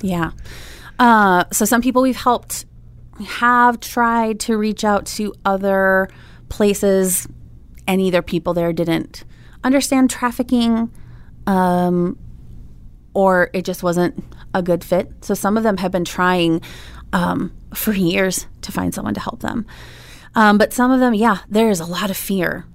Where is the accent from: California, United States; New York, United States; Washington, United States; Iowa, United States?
Iowa, United States; Des Moines; moved away as an adult; now in Oklahoma, United States; I'm from Des Moines, Iowa